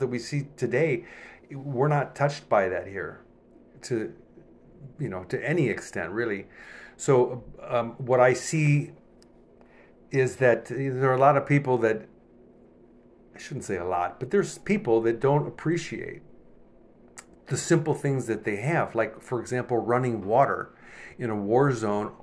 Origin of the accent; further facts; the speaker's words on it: United States; moved away as an adult; also born or lived in Cairo, Egypt; I'm an American